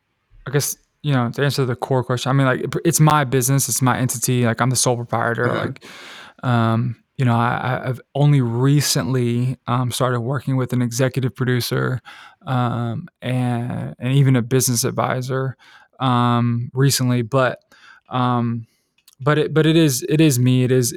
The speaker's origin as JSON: {"language": "English", "town": "Decatur", "region": "Georgia", "country": "United States", "said": "I'm from Decatur, Georgia, which is like, you know, a pretty, you know, big city in Atlanta. It's kind of like neighboring Atlanta City. It's metropolitan Atlanta."}